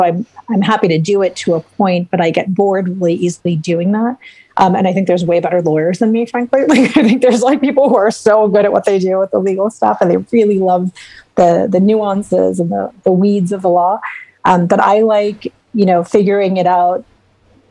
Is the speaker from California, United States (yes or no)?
no; Chicago, Illinois, United States; We're both from Chicago